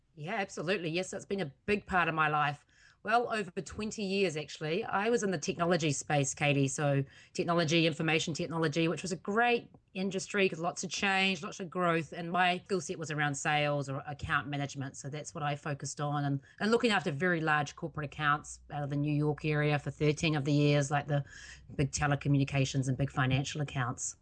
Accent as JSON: {"language": "English", "country": "New Zealand", "moved": "yes", "lives_now": "United States", "said": "that's originally where I'm from, even though I am also an American citizen."}